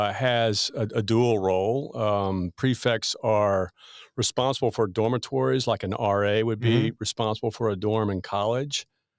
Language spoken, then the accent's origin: English; Pampa, Texas, United States; also born or lived in Nashville, Tennessee; I am. I was born in a little town in Northwest Texas called Pampa.